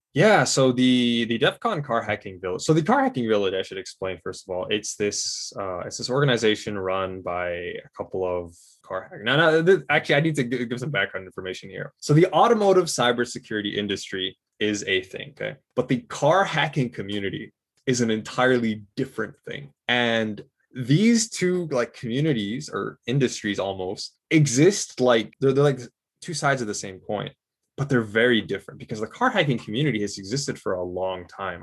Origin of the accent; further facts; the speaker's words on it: Michigan, United States; I was born and raised in Michigan